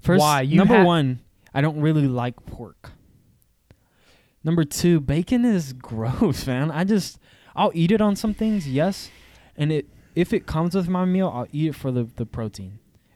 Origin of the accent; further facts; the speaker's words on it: the South, United States; I'm from the South. I live in the South